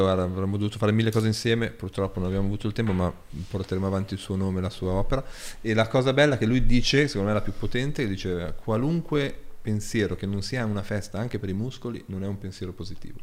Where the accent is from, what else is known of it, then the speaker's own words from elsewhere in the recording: Ghemme, Piedmont, Italy; da Ghemme, dal mio paese